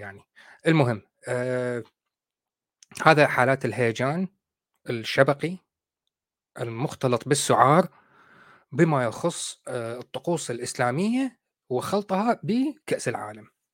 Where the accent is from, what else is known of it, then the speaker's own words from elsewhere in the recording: Iraq; إحنا عندنا بالعراق